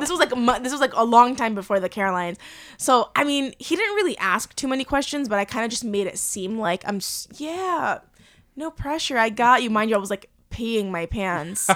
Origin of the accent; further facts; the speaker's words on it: Cliffside Park, New Jersey, United States; moved away; there was a lot of Cubans in my town growing up